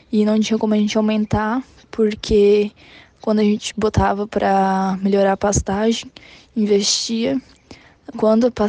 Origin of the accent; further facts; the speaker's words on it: São Martinho, Brazil; sou do município de São Martinho, tenho 19 anos